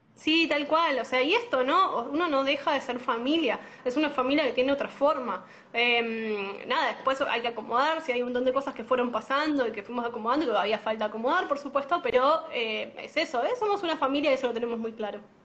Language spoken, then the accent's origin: Spanish; La Matanza, Buenos Aires Province, Argentina; yo soy de La Matanza